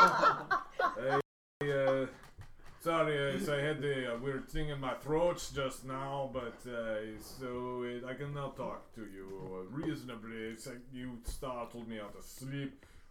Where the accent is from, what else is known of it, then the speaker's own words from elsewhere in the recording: Moldova; I'm not from Russia. I'm from Moldova. The splinter state of Romania.